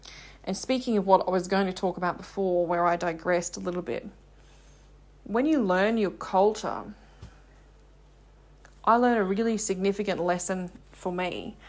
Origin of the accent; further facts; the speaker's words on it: England, United Kingdom; I love being English. I'm proud to be British.